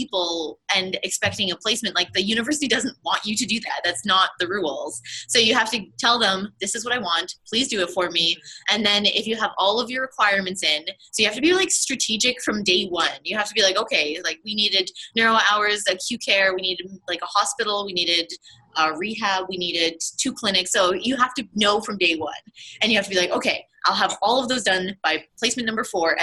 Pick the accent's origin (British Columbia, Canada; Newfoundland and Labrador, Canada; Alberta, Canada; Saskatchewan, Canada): Alberta, Canada; Calgary; I'm from Calgary